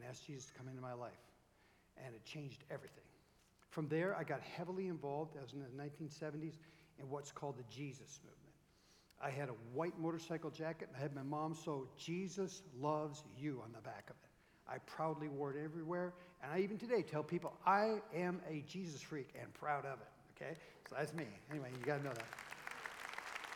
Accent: Minnetonka, Minnesota, United States; I grew up in Minnetonka, Minnesota. It's a western suburb of Minneapolis

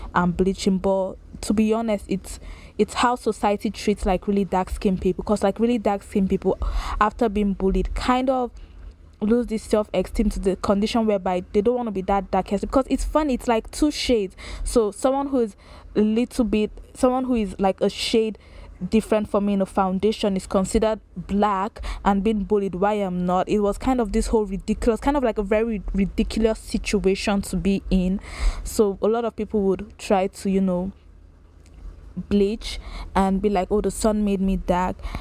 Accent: Lagos, Nigeria; I grew up in Lagos, Nigeria, raised there

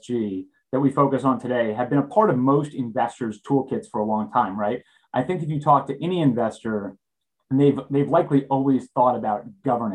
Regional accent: Southern New York, United States; I grew up in Southern New York, and I live there now with my three kids

